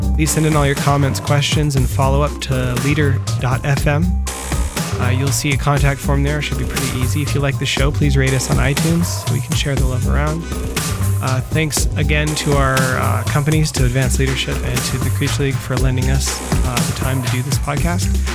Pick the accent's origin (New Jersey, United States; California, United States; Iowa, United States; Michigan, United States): California, United States; I grew up in California